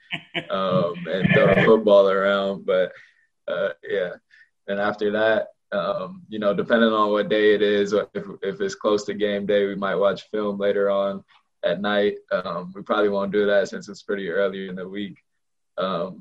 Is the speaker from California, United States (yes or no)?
yes; Southern California, United States; moved away as an adult; now in Corvallis, United States; I'm from Southern California